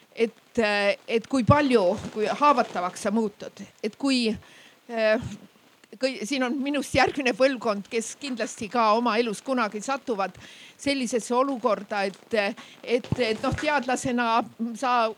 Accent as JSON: {"language": "Estonian", "town": "Räpina", "region": "Põlva County", "country": "Estonia", "said": "ma olen ka Lõuna-Eestist pärit, meie Räpina poed"}